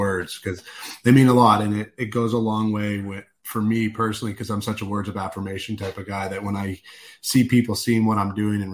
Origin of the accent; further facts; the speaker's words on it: Vancouver, British Columbia, Canada; moved away; I'm a Canuck, so I grew up in Vancouver, Canada